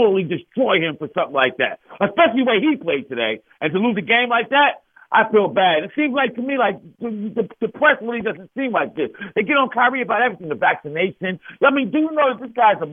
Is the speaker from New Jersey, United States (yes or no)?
yes; New Jersey, United States; I'm from Jersey